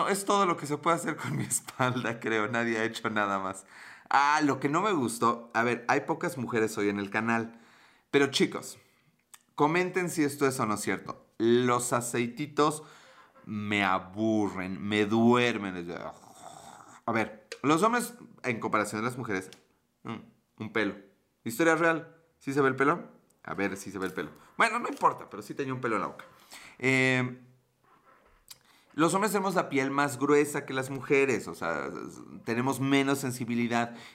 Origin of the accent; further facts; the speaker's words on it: Puebla, Mexico; Sí soy de Puebla